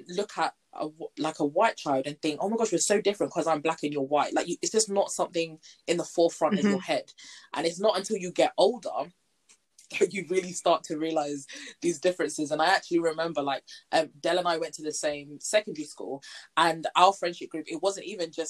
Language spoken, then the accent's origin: English; South East England, United Kingdom; And I'm like, again, Kent.